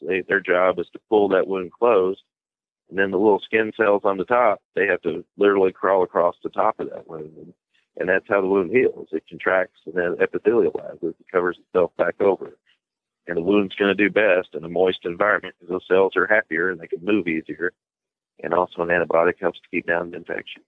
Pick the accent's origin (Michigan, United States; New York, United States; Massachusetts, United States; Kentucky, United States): Kentucky, United States; Bardstown; I'm from Bardstown, Kentucky